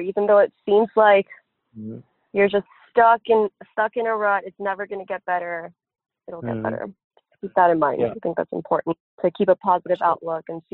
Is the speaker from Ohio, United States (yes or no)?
no; Los Angeles, California, United States; I was born in Hollywood.